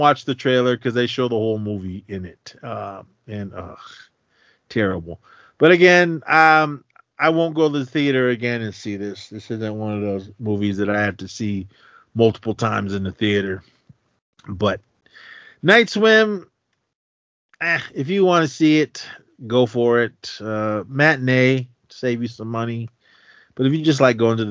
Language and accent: English; Oakland, California, United States; I got to support my hometown